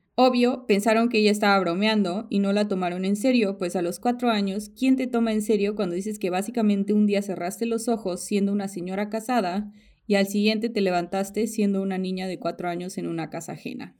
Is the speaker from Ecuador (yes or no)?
no; Mexico; now in United States; yo era, yo soy mexicana